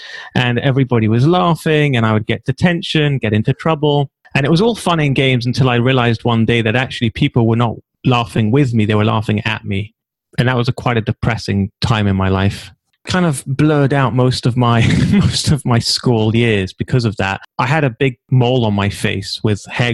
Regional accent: London, United Kingdom; accent: British; now in Israel; originally, I'm from a little shtetl called Stamford Hill

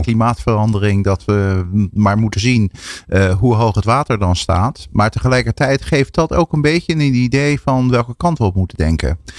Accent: Netherlands; als Nederlanders.

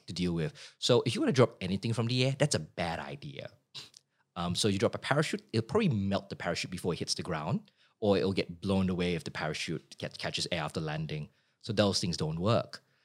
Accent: Singapore; moved away as an adult; now in Sydney, Australia; grew up in Singapore as a kid

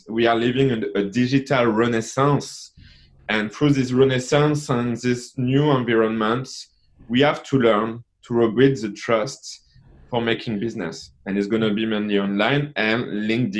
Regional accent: France; accent: French; I'm from France because of my accent

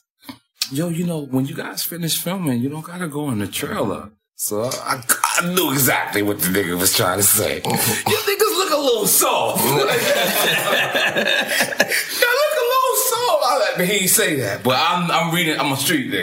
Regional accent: United States; I'm American.

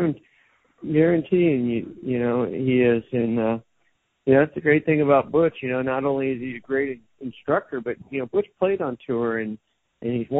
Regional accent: Southern California, United States; moved away as an adult; also born or lived in Orange County; now in Las Vegas, United States; I grew up in Southern California

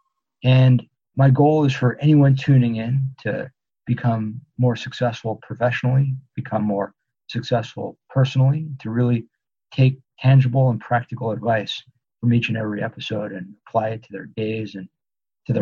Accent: Los Angeles, California, United States; also born or lived in New York; now in Los Angeles, United States; I grew up on a street in LA, suburb of LA, town called Tarzana, and the street is Velez Avenue

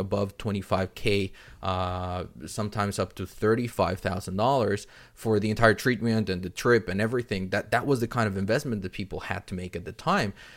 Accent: Mexico City, Mexico; I'm originally from Mexico City

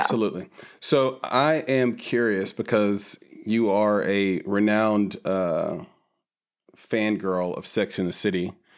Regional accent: Nashville, Tennessee, United States; growing up in Nashville in the nineties

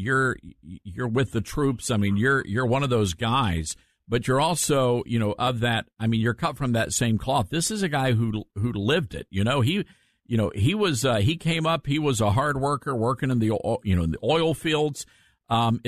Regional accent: the South, United States; it's that faith that we all grew up with, you know, the songs we used to sing, you know, and, you know, that's a part of the fabric of growing up in the South

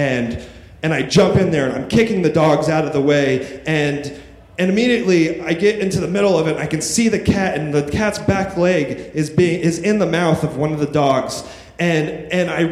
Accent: Apple Valley, California, United States; moved away as an adult; now in New York City, United States; I grew up in the Mojave Desert.

